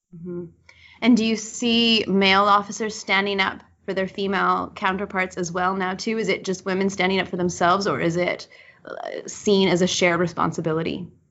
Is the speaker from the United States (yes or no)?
no; Manitoba, Canada; as a born and raised Manitoban